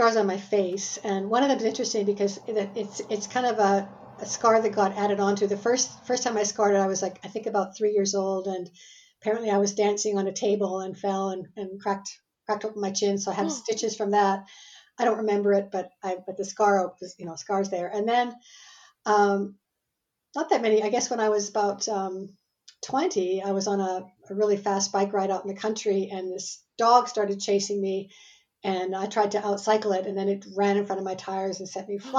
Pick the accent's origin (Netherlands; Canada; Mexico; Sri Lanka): Canada; born there; And I live in Canada. I'm Canadian by birth, but I've lived in four continents and 16 cities around the world so far in my life.